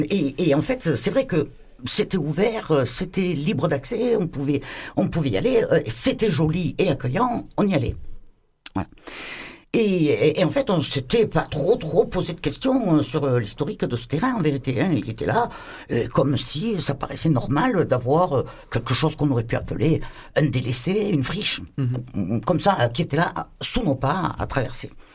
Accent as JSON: {"language": "French", "town": "Marseille", "region": "Provence-Alpes-Côte d'Azur", "country": "France", "said": "En tant que Marseillais, vraiment de base"}